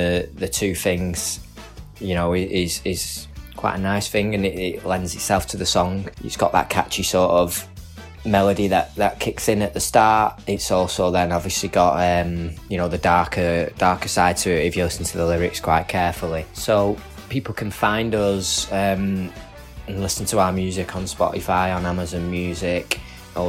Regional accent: Manchester, North West England, United Kingdom; We're a band from Manchester.

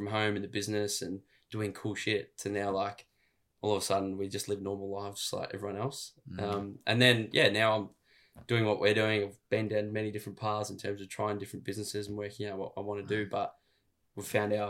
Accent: Melbourne, Victoria, Australia; We're from Melbourne. We're Melbourne boys.

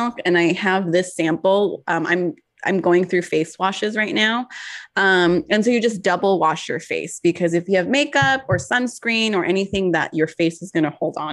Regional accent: California, United States; I'm from California

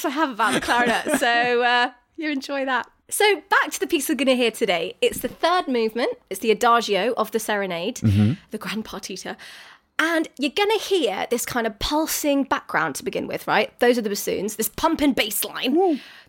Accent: United Kingdom; British people

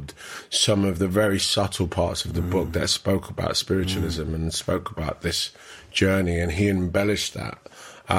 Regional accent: London, United Kingdom; also born or lived in Canning Town; growing up in Hackney

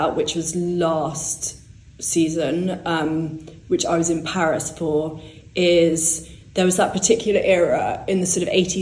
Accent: born in London, England, United Kingdom; I was growing up, I was born in London, but I was growing up in the country mainly

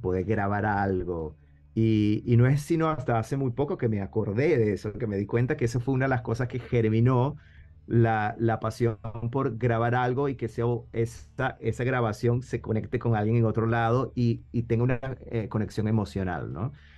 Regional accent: Venezuela; also born or lived in Buenos Aires, Argentina; básicamente crecí en Venezuela

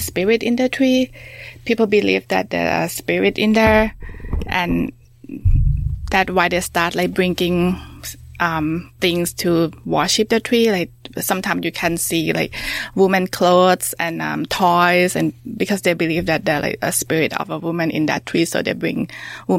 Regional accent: Thailand; I grew up in Thailand.

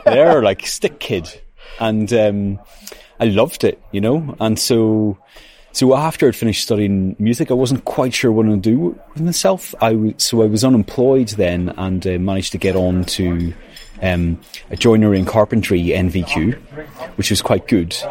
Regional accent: Northern Ireland, United Kingdom; moved away as an adult; also born or lived in Manchester, United Kingdom; now in County Wicklow, Ireland; I grew up in Northern Ireland

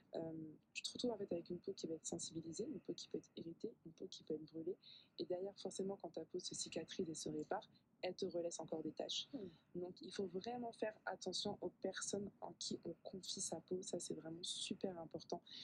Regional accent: a small village in the south of France, southern France, France; moved away as an adult; also born or lived in Paris, France / Congo (ancestry); now in Martinique; j'ai grandi en fait dans un petit village dans le sud de la France

